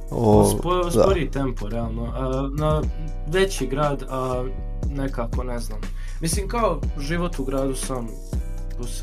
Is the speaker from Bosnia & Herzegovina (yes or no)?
yes; Tuzla, Federation of Bosnia and Herzegovina, Bosnia & Herzegovina; also born or lived in Novi Sad area, Serbia; now in Novi Sad, Serbia; uh, dolazim iz Tuzle, to jest rođen sam tu, živio sam, uh, nedavno sam se preselio u